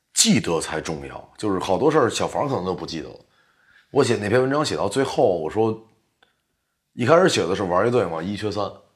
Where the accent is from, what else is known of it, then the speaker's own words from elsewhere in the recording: China; 我们是中国人嘛